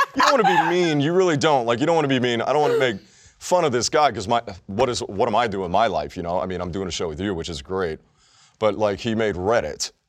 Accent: Texas, United States; I'm Texan

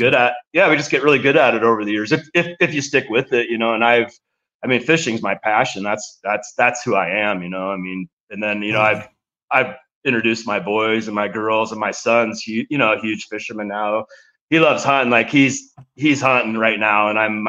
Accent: Nebraska, United States; growing up in Nebraska

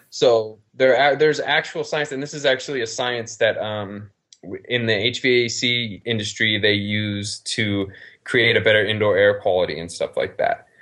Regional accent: Reno, Nevada, United States; also born or lived in Las Vegas; I'm from Reno, I live in Reno

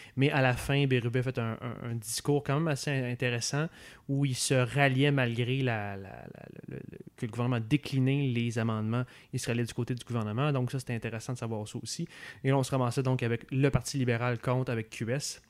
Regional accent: Quebec City, Quebec, Canada; moved away as an adult; now in Montreal, Canada; je viens de Québec

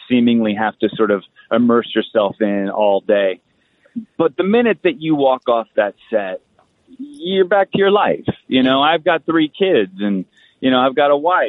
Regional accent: Colorado, United States; also born or lived in Los Angeles, California; we grew up in Colorado half the time

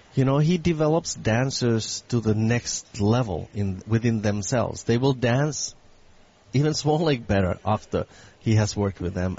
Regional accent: Finland; also born or lived in San Francisco; now in Boston, United States; my background is, of course, I come from Finland.

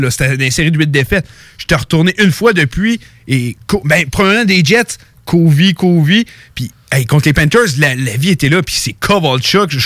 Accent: Canada; Je suis canadien disons, je dis pas que Tatar est une vedette

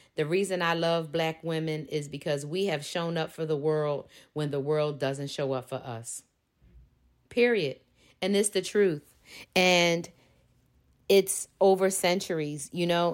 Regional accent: Philadelphia, Pennsylvania, United States; I am from Philly. That means I'm from Philadelphia, Pennsylvania

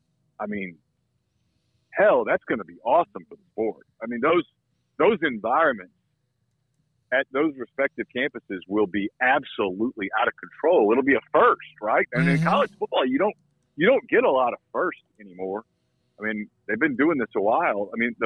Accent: North Louisiana, United States; I grew up in North Louisiana, so I feel like I can make fun of it.

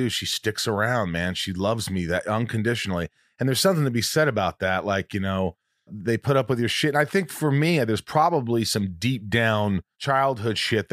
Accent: Indiana, United States; I grew up in Indiana

